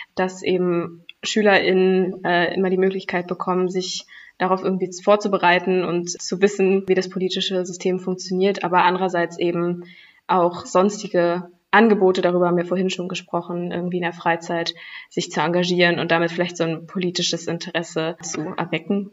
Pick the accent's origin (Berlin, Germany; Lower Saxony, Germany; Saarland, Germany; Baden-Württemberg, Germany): Berlin, Germany; ich komme ja aus Berlin